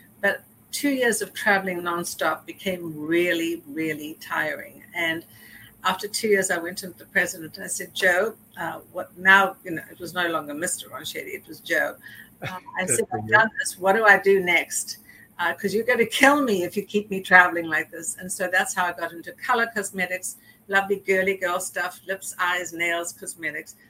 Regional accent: South Africa; also born or lived in Johannesburg; now in New York City, United States; growing up in South Africa that I would be living in New York

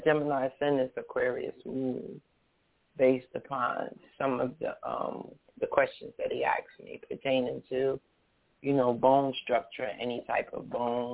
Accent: United Kingdom; I was born in 1965 in the United Kingdom

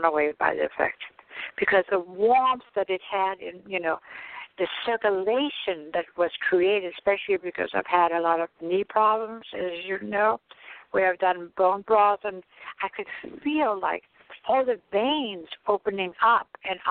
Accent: Denmark; moved away; I come from Denmark. We have had beets on the table every lunch and dinner

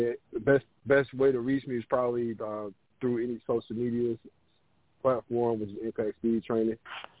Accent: Charlotte, North Carolina, United States; I'm from Charlotte, North Carolina. Went to East Smith High School.

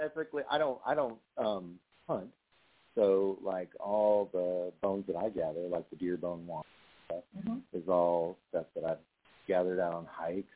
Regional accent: Arkansas, United States; I'm from Arkansas

